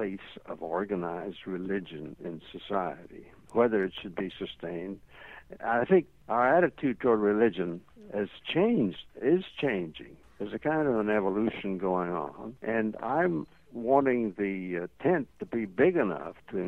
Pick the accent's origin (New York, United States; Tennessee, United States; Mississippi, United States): Tennessee, United States; East Tennessee Mountains, United States; I was brought up in the East Tennessee Mountains area